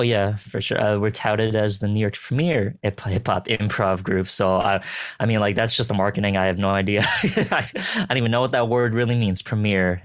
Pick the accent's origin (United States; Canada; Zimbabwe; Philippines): Philippines; I'm a Filipino